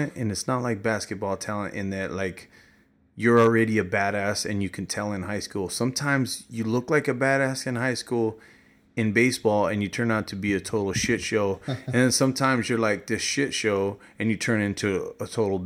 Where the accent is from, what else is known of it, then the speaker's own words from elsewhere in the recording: New Mexico, United States; now in Kansas City, United States; I'm from New Mexico